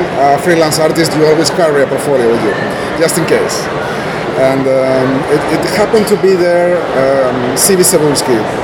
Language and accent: English; Asturias, Spain; English is a second language; in my hometown. I am from Asturias in the north and to the left of Spain.